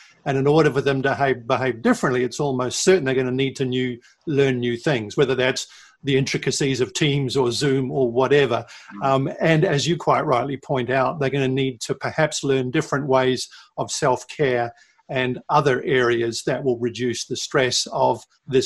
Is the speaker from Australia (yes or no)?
no; New Zealand; moved away; my home country of New Zealand